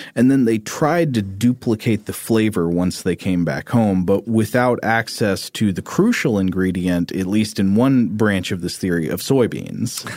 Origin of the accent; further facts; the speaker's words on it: Chattanooga, Tennessee, United States; my hometown newspaper. The Chattanooga Times Free Press